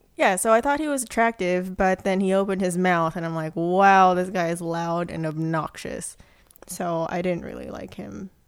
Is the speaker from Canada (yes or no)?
no; Philippines; moved away; I grew up in the Philippines